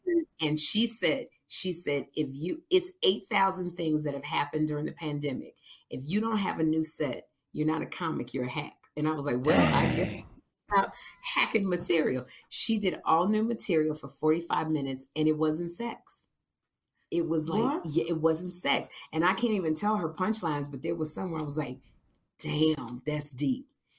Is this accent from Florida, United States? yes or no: no; Chicago, Illinois, United States; accent: Chicago; moved away; That's my Chicago accent.